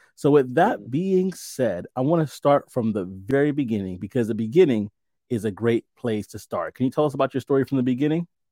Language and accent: English; New York City, New York, United States; moved away; I'm from New York, originally from New York City